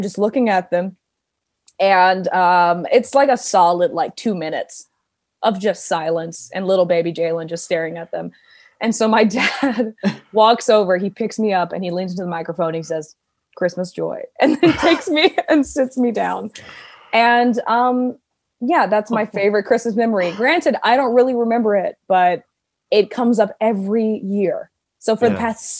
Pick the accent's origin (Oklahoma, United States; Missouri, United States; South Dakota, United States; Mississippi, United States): Mississippi, United States; also born or lived in Georgia / Manhattan, New York; now in New York, United States; growing up in Mississippi and then moving to Georgia